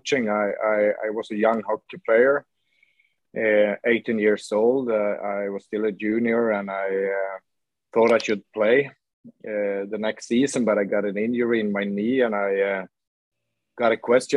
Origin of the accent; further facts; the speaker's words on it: Luleå, Norrbotten County, Sweden; now in Gothenburg, Sweden; I grew up in Luleå, and it's a city with a steel factory